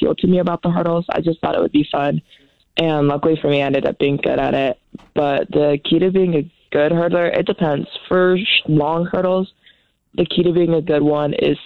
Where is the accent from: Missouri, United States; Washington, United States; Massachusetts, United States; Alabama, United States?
Washington, United States; Tri-Cities; moved away as an adult; also born or lived in Columbus, Ohio; now in Boise, United States; I'm from the Tri-Cities